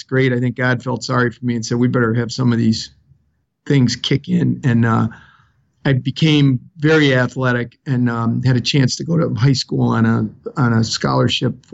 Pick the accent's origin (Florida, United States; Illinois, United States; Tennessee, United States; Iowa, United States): Illinois, United States; Chicago; accent: South Side of Chicago; I was born in the city of Chicago. Some people will laugh and say, you have an accent. They'll say, I have an accent too. You sound like a guy from the south side of Chicago. And that's true. I grew up around Midway Airport there